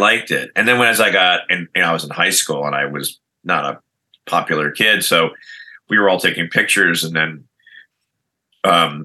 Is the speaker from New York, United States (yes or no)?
yes; Lockport, New York, United States; As a kid growing up in Western New York, Lockport, New York, suburb of Niagara Falls, Buffalo